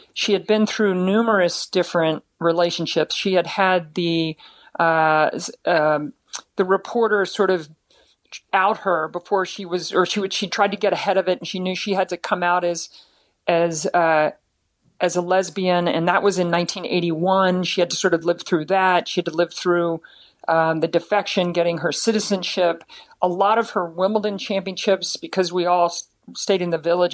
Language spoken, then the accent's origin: English; Baltimore, Maryland, United States; it's back in Baltimore, my hometown